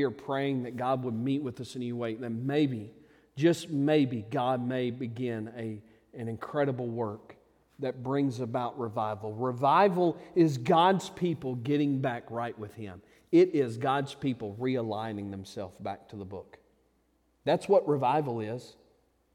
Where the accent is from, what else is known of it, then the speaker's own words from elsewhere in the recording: United States; I'm proudly an American